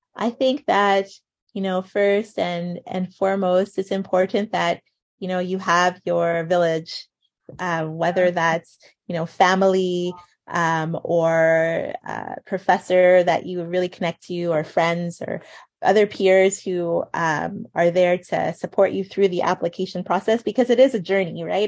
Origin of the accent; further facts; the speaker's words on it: Montreal, Quebec, Canada; now in Ottawa, Canada; when I was growing up in Montreal